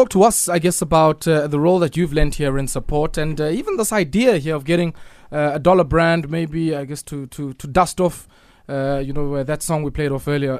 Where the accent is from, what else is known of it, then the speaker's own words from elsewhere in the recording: Komani, Eastern Cape, South Africa; I understand he learnt it in Scanlan Street, in my hometown, actually, Komani.